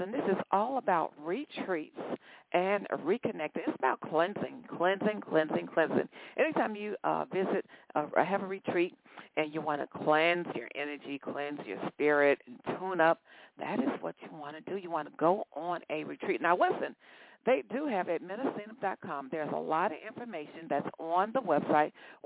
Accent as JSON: {"language": "English", "town": "Stockbridge", "region": "Georgia", "country": "United States", "tie": "born or raised there", "said": "based out of Stockbridge, Georgia. That's my hometown."}